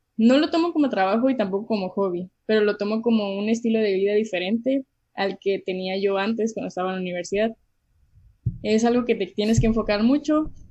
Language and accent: Spanish; Mexicali, Baja California, Mexico; also born or lived in Calexico, California, United States; soy de Mexicali, em, nací aquí, he vivido aquí toda mi vida y también he vivido en Caléxico